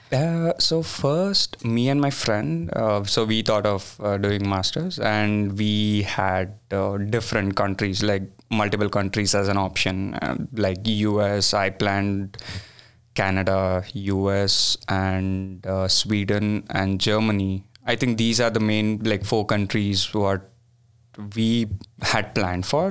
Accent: Bangalore, Karnataka, India; moved away; I'm from a city called Bangalore

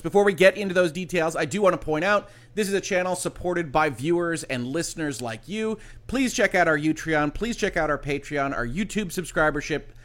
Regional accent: United States; I'm an American citizen. I'm an American lawyer

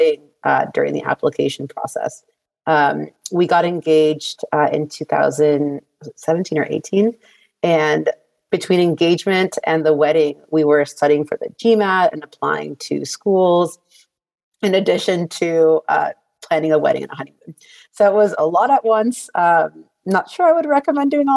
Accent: Miami, Florida, United States; moved away as an adult; also born or lived in Notre Dame, Indiana / New York / San Francisco; I'm originally from Miami, Florida. After growing up there

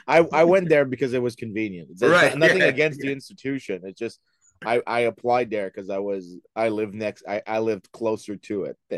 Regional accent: Saint-Lambert, Quebec, Canada; also born or lived in Montreal; I was born and raised in Montreal. Well, not exactly Montreal, the South Shore. So basically in St. Lambert, the small English enclave on the south side of Montreal. So I grew up there, went to University of Montreal

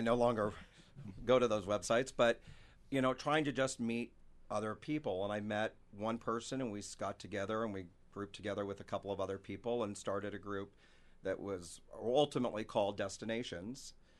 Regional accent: San Francisco Bay Area, California, United States; moved away as an adult; also born or lived in Sacramento; now in Spokane, United States; I'm actually from the San Francisco Bay Area. Sacramento specifically is where I moved to Spokane from about seven years ago

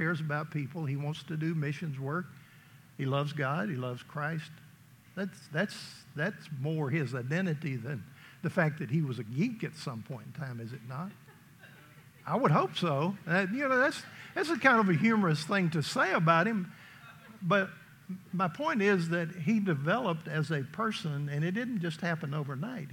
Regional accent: East Tennessee, United States; I grew up in East Tennessee

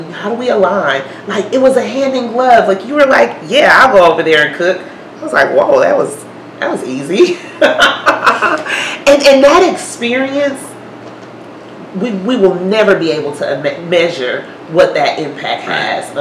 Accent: Mississippi, United States; now in Milwaukee, United States; I'm from Mississippi

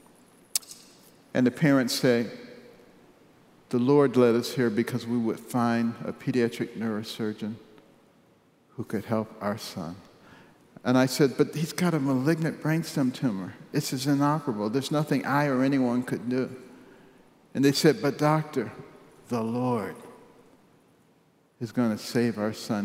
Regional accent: United States; moved away as an adult; also born or lived in Western Australia; I'm the American

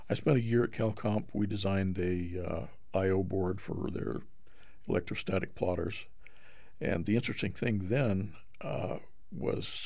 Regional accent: Boise, Idaho, United States; moved away as an adult; also born or lived in California; Right here. In Boise? In Boise. Okay. So Idaho is your home. In fact, I was born probably half a mile from here

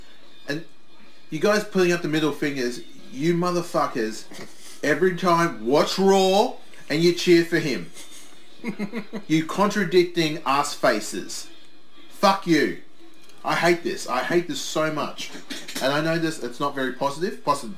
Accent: Australia; I'm Australian.

